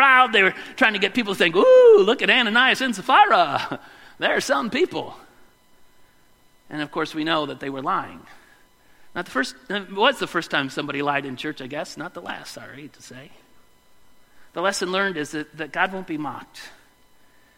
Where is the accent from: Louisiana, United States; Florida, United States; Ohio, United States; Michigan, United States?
Michigan, United States; Westland; moved away; When I was a kid growing up in the Elmwood Church of the Nazarene in Westland, Michigan